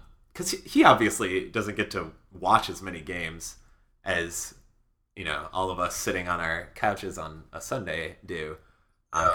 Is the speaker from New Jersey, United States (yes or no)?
no; Chicago, Illinois, United States; I grew up in Chicago